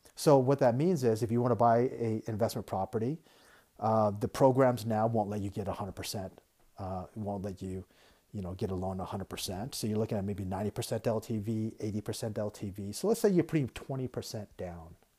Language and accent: English; United States; moved away as an adult; I'm American. I love the country. I grew up in America.